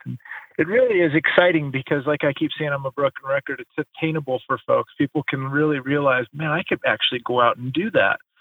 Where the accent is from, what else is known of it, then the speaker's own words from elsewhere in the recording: Alaska, United States; also born or lived in Tahoe / Hawaii; just growing up, born and raised in Alaska